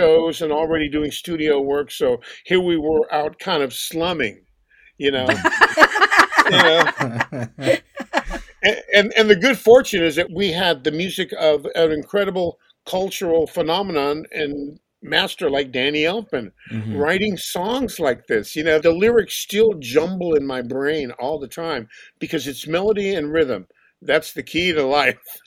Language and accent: English; Los Angeles, California, United States; I grew up in Los Angeles